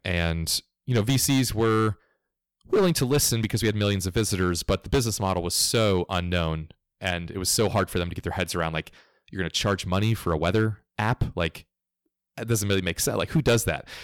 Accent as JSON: {"language": "English", "region": "Florida", "country": "United States", "tie": "born or raised there", "said": "I grew up in Florida, culturally southeast United States"}